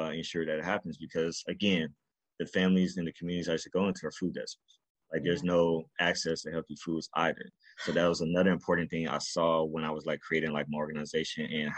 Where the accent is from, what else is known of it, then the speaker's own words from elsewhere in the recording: Carson, California, United States; also born or lived in New York; So I'm originally from Carson, California. That's where I was raised up.